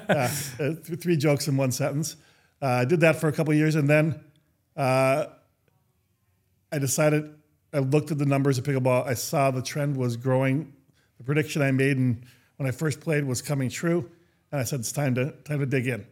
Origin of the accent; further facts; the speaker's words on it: Minnesota, United States; I grew up in Minnesota.